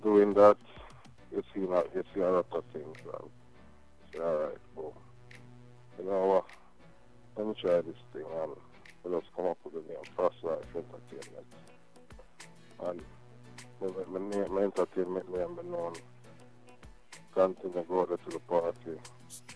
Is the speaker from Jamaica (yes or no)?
yes; Jamaica; I'm from Jamaica, born and grow